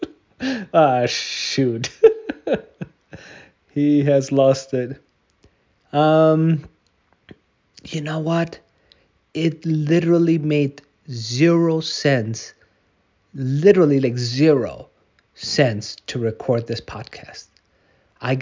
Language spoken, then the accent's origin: English; Germany; I grew up in Germany.